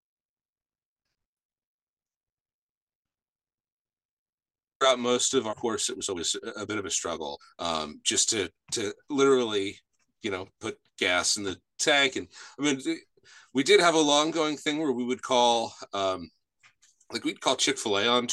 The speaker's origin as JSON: {"language": "English", "town": "Washington Township", "region": "New Jersey", "country": "United States", "said": "I am from South New Jersey. It's a little town called Washington Township"}